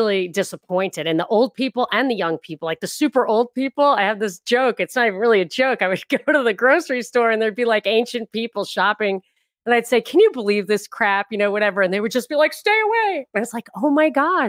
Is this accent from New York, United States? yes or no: yes; New York, United States; moved away; also born or lived in California / Los Angeles; I'm from New York